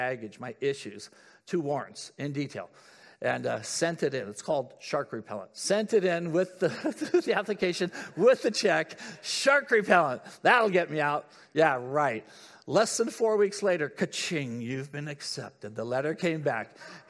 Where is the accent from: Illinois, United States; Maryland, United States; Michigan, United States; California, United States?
California, United States; San Diego; moved away as an adult; I've been growing up in Southern California.